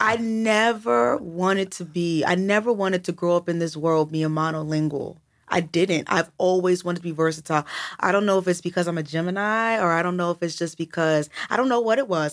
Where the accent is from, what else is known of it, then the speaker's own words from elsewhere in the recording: United States; I'm American